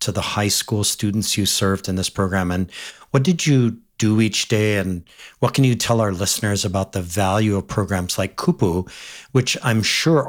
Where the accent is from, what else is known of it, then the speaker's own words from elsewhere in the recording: Windward side, Hawaii, United States; I grew up on the Windward side and it was just a very much kind of a life on the land